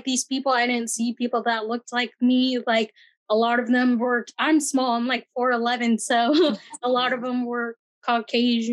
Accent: Bay Area, California, United States; moved away; I come from the Bay Area, but it's a lot of working class, underserved communities. I'm Filipino, but a lot of the people that I grew up

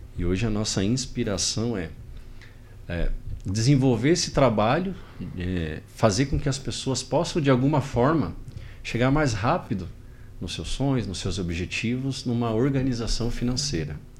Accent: Pirassununga, São Paulo, Brazil; Eu sou de Pirassununga, interior de São Paulo

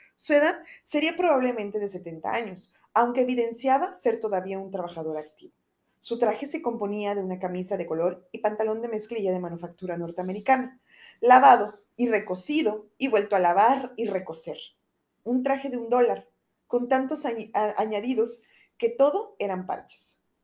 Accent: Mexico; uno como mexicano

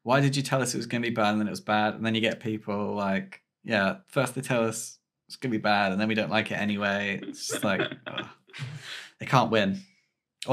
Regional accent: United Kingdom; we're British

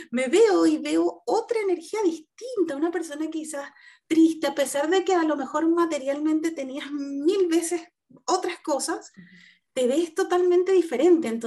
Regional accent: Venezuela; also born or lived in Italy; now in Chile; yo, soy venezolana, este, salí hace mm, creo que más de cinco años de mi país eh, salí primero, estuve viviendo en Europa, en Italia específicamente, y duré, ahí unos años y luego me vine a Chile por cuestiones familiares

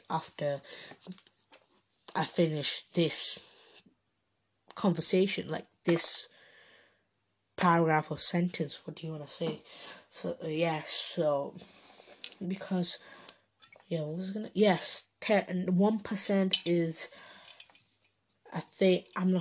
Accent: Bangladesh; So, my nationality is Bengali, I'm Bengali, so I'm Bangladeshi. I am from Bangladesh.

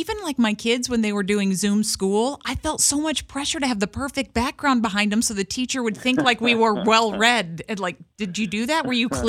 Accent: Kansas City, Missouri, United States; I grew up here in the Kansas City area

